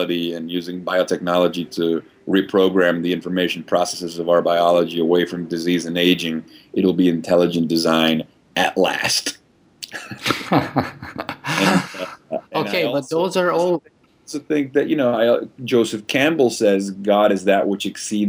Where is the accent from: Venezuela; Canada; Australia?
Venezuela; I grew up in Venezuela, very liberal, not very religious household